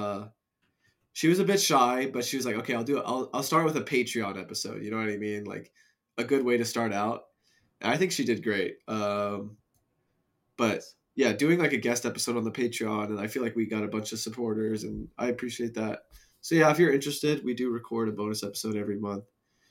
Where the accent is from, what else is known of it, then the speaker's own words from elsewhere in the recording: United States; I'm from Tri-State